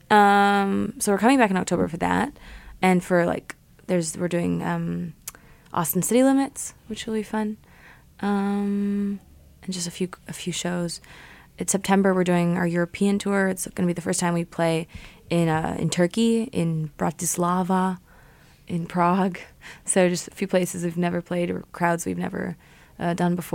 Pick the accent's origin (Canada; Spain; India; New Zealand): Canada; also born or lived in Germany / Connecticut; I grew up in Canada, so I was born in Germany, but I moved after three months.